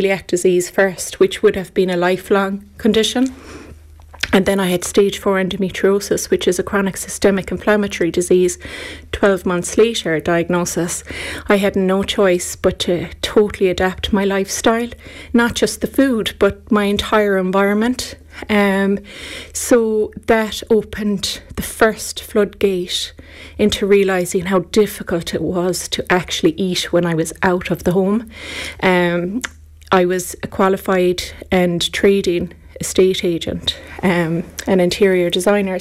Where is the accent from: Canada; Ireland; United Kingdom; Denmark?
Ireland; as Irish, we're very lucky. We came from a generation where food was made at home